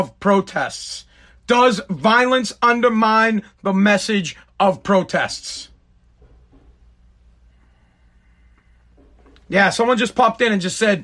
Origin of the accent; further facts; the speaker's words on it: Woburn, Massachusetts, United States; Woburn, my hometown, Woburn, Massachusetts